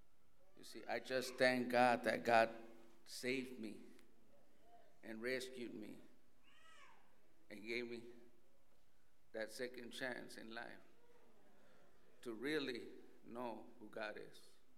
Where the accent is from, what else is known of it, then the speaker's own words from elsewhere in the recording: El Paso, Texas, United States; I'm from Texas. I was born in El Paso, but I was raised in the prison system.